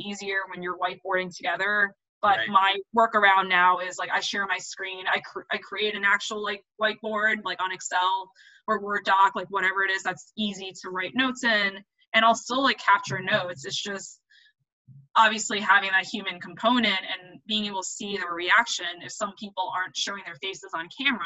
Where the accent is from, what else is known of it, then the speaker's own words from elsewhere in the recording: New York City, New York, United States; I am a New Yorker